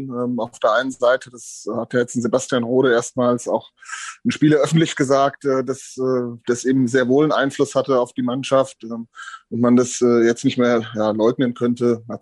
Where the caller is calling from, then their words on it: Hesse, Germany; Servus, grüßt euch aus dem wunderschön verregneten Hessen.